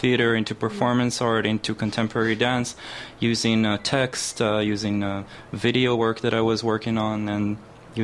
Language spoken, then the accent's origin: English; Jerusalem, Jerusalem District, Israel; moved away as an adult; now in Montreal, Canada; I'm from Jerusalem, Israel. Like, that's where I was born and raised